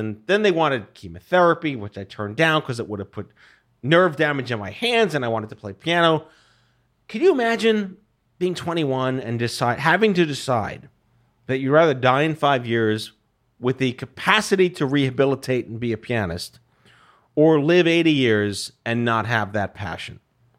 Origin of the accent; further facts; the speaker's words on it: New York, United States; I was born and raised in New York.